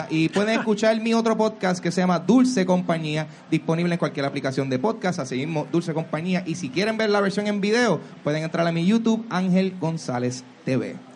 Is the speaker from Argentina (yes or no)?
no; Puerto Rico; soy puertorriqueño